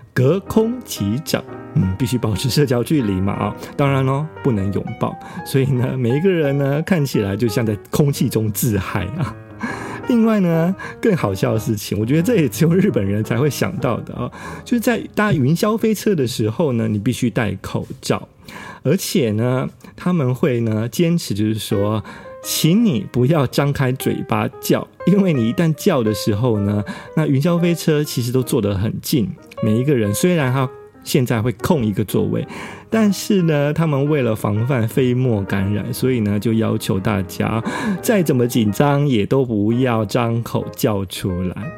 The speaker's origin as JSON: {"language": "Chinese", "country": "Taiwan", "moved": "yes", "lives_now": "Japan", "said": "我们台湾人，呃，注在日本的台湾人"}